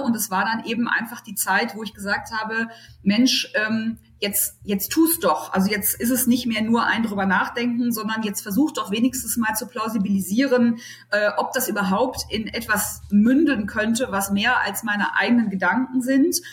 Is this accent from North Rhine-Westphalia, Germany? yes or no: no; Berlin, Germany; now in Düsseldorf, Germany; ich gebürtige Berlinerin bin, jetzt in Düsseldorf wohne